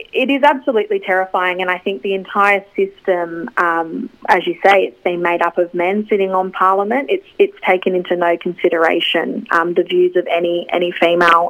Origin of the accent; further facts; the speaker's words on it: Australia; as Australian women